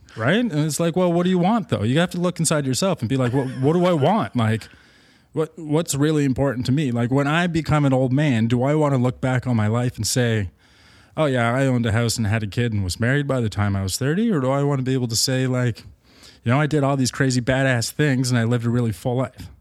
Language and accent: English; Markham, Ontario, Canada; I grew up in Markham, Ontario